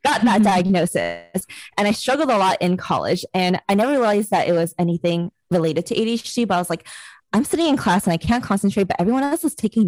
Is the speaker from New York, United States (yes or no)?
yes; New York City, New York, United States; I am Chinese American, and I was born and raised in New York City